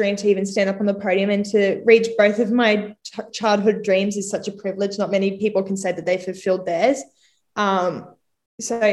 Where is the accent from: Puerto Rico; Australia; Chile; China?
Australia; Caboolture, Queensland; also born or lived in Redcliffe / Sunshine Coast; I am from Caboolture, born in Redcliffe though, but mainly grew up in Caboolture land and then moved to Sunshine Coast when I was 13.